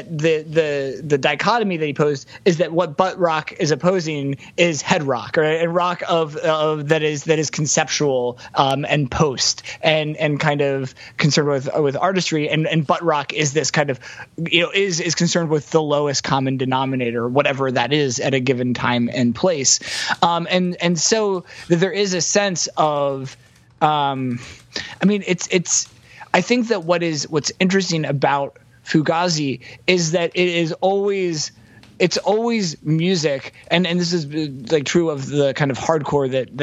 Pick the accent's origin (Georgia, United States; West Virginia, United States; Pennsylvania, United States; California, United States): Pennsylvania, United States; Lancaster; Lancaster, Pennsylvania